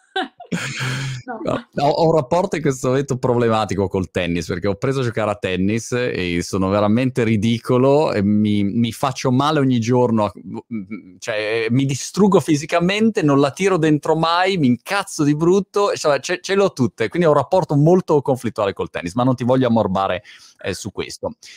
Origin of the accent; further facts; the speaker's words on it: Milan, Lombardy, Italy; milanese come me